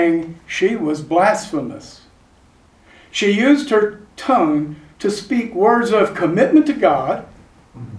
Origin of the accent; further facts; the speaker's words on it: San Antonio, Texas, United States; born or raised there